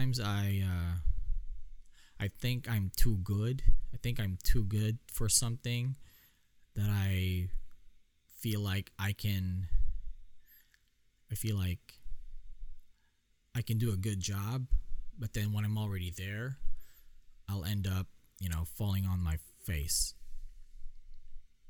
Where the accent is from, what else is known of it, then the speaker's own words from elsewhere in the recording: Philippines; I'm Filipino, obviously. It's in my blood.